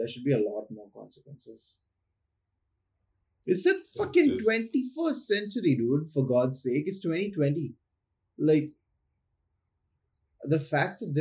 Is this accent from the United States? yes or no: no; Chennai, Tamil Nadu, India; I grew up in Chennai, like metropolitan Chennai